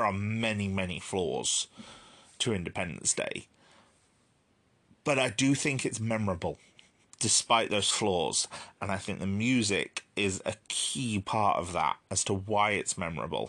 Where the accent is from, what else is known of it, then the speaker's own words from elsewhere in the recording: United Kingdom; as a Brit